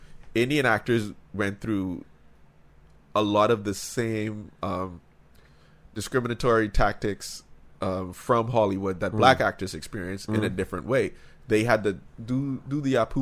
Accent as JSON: {"language": "English", "country": "Bahamas", "tie": "born or raised there", "said": "we grew up in the Bahamas"}